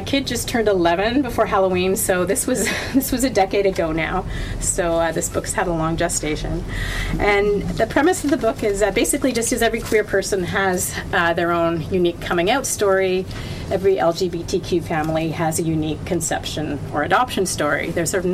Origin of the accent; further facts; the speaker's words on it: Ottawa, Ontario, Canada; moved away; also born or lived in Vancouver; I grew up in Ottawa, so I'm also an Eastern Ontario girl.